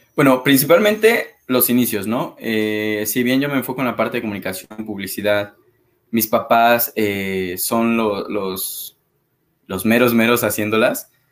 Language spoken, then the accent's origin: Spanish; Xalapa, Veracruz, Mexico; moved away as an adult; now in Mexico City, Mexico; soy de Jalapa, Veracruz, me mudo a Ciudad de México hace seis años